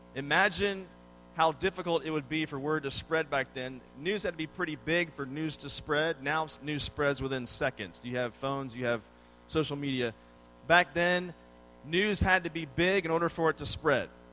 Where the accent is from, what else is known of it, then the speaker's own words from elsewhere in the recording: Washington, District of Columbia, United States; moved away as an adult; now in Texas, United States; I grew up in the Washington, D.C. area